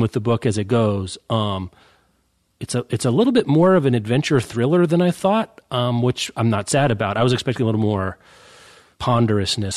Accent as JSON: {"language": "English", "town": "Lawrence", "region": "Kansas", "country": "United States", "tie": "born or raised there", "said": "my hometown, Lawrence"}